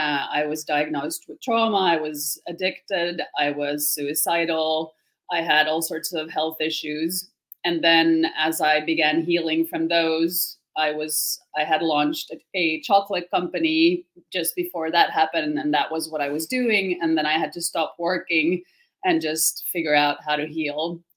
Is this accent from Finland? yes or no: yes; Finland; English is a second language; I wouldn't have one because I'm actually from Finland. So that's probably even more confusing because I don't sound like a Finn either.